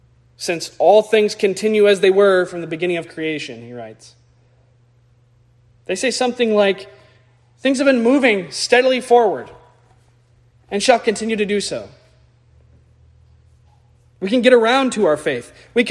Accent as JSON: {"language": "English", "country": "United States", "said": "as American Christians"}